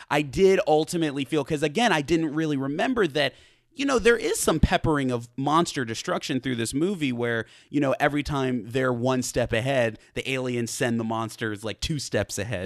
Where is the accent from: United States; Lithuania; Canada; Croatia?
United States; as an American person